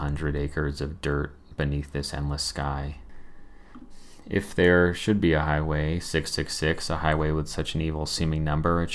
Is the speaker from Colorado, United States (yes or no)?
yes; Colorado, United States; I'm from Colorado